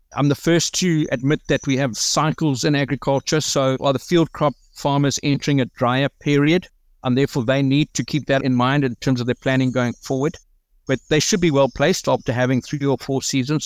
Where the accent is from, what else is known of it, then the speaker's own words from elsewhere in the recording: South Africa; we deal with a lot as the South African businessman